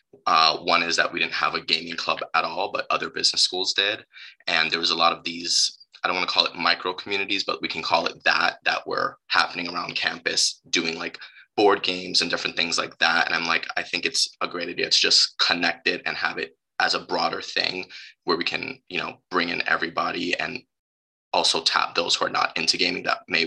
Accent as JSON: {"language": "English", "town": "New York City", "region": "New York", "country": "United States", "moved": "as an adult", "lives_now": "Ann Arbor, United States", "said": "I am from New York City"}